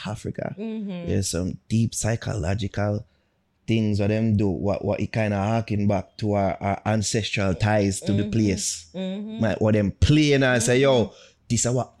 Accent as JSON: {"language": "English", "country": "Jamaica", "said": "We're from Jamaica"}